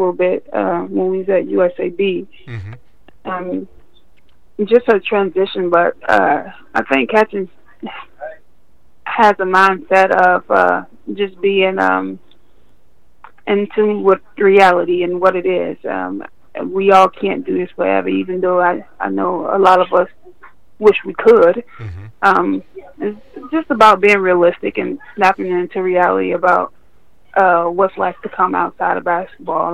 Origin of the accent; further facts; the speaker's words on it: Miami, Florida, United States; moved away as an adult; also born or lived in Louisiana; now in Minnesota, United States; I'm Floridian